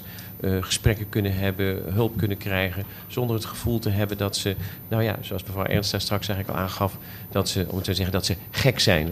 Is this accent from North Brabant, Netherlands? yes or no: yes; Breda, North Brabant, Netherlands; also born or lived in Bergen op Zoom; ik ben in Bergen op Zoom geboren en in Breda opgegroeid